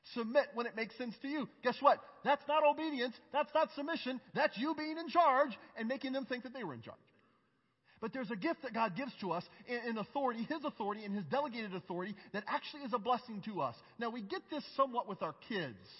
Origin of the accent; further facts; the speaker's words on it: United States; I'm an American from a red state.